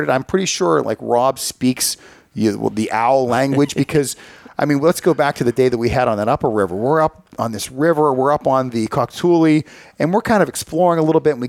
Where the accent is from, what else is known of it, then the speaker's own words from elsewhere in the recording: United States; I mean, this is our bird. I mean, we're both American.